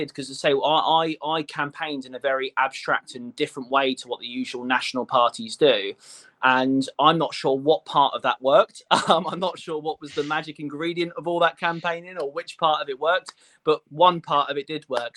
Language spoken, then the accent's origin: English; Portsmouth, South East England, United Kingdom; I'm a local person that lives in Paulsgrove. You know, I was brought up in Paulsgrove